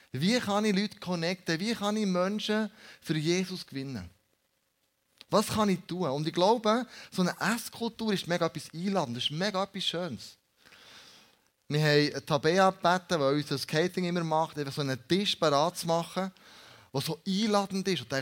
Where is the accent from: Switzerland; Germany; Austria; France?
Switzerland; dass wir als Schweizer zusammen essen, Leben teilen und aufeinander hören